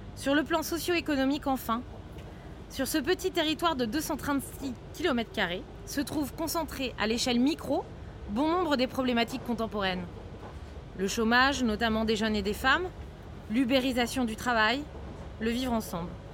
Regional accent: Seine-Saint-Denis, Île-de-France, France; en plus d'y vivre, je suis née en Seine-Saint-Denis

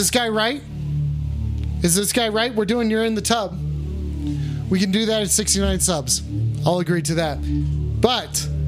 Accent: Englewood, United States; I'm from Englewood, and I don't have an OnlyFans.

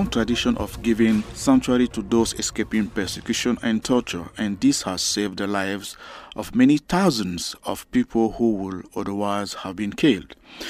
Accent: Cameroon; moved away as an adult; now in Glasgow, United Kingdom; I came from Cameroon.

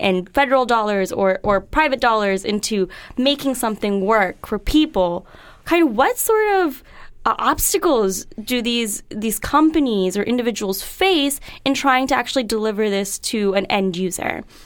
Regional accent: United States; I, I'm an American citizen. Uh, I plan to live here my entire life

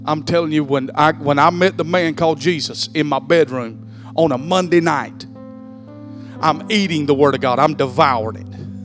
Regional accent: Bacon County, Georgia, United States; also born or lived in Wayne County, Georgia; I was born and raised in Bacon County.

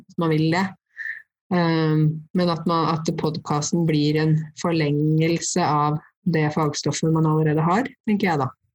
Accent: Norway; first language Norwegian; jeg er jo norsk og det er jo språket mitt

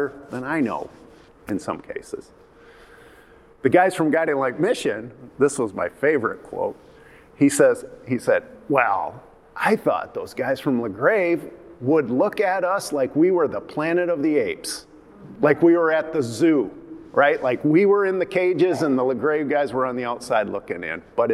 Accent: Byron Center, Michigan, United States; moved away as an adult; also born or lived in Turkey; my growing up in Byron Center

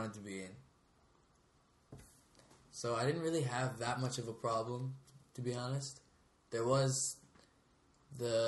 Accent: Canada; where we grew up today in Canada

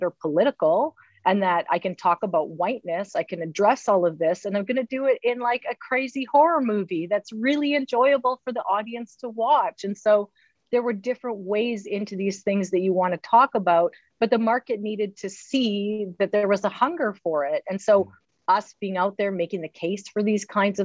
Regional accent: Northern Saskatchewan, Canada; Northern Saskatchewan in my hometown in the 50s

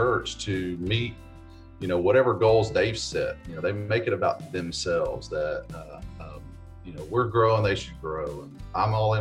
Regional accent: Bossier City, Louisiana, United States; moved away as an adult; also born or lived in Springfield, Missouri / Corpus Christi, Texas / Baton Rouge, Louisiana; I am originally from Bossier City, Louisiana, Shreveport, Bossier area

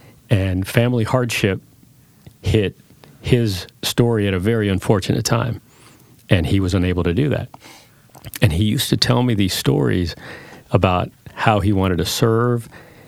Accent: southeastern New Mexico, United States; first language Spanish; English is a second language; So I was born in southeastern New Mexico, small town. There's more people in this building that we're in than the town I grew up in. And my story started there. I was the first child born in the United States. I'm one of 13.

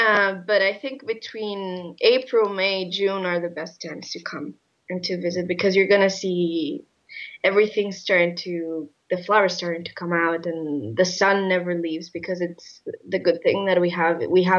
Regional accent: Madrid, Community of Madrid, Spain; English is a second language; I lived in 161 in Tietgen for a semester, and I'm from Spain. Madrid.

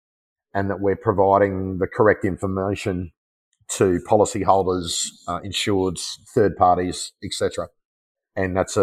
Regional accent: Australia; my pride in being an Australian

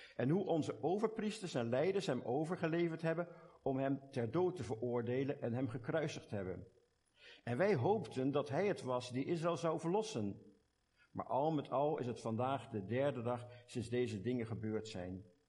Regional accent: Delft, South Holland, Netherlands; accent: Hollands; moved away as an adult; now in Belgium; ik heb mijn Hollands accent nooit kunnen afleren. Ik kom oorspronkelijk van Delft.

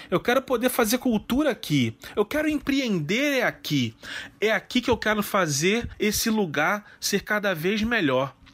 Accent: Duque de Caxias, Rio de Janeiro, Brazil; Se eu pudesse nascer mil vezes, mil vezes eu queria nascer aonde eu nasci, em Duque de Caxias, na Baixada Fluminense. Esse é o meu chão.

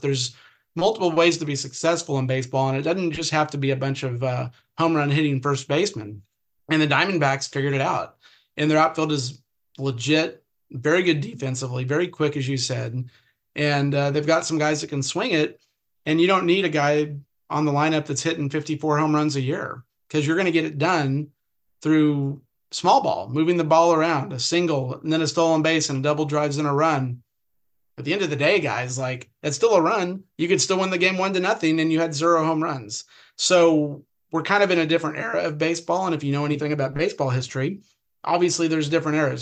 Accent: California, United States; also born or lived in Odessa, Texas / Oklahoma City, Oklahoma; now in Arizona, United States; I grew up in the Pac-10 area, you know, Pac USC, UCLA games, the Rose Bowl was 10 miles from my house

